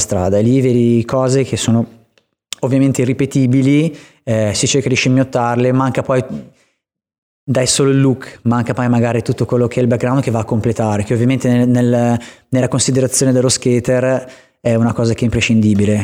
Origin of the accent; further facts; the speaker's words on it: Vigevano, Lombardy, Italy; negli spot che, mm, nel quale sono cresciuto anche a livello skatistico